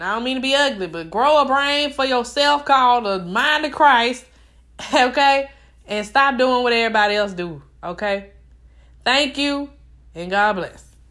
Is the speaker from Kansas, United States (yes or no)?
no; Mobile, Alabama, United States; I'm from Mobile.